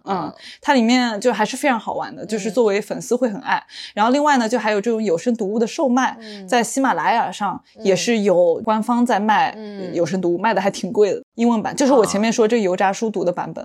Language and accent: Chinese; China; 作为一个中国人，我觉得非常遗憾的一点是